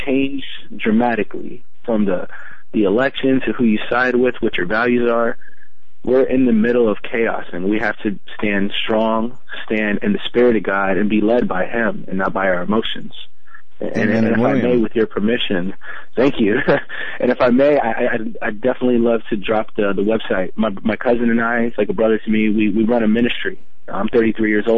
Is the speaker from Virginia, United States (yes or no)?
yes; Virginia, United States; I am born and raised in Virginia. I'm a local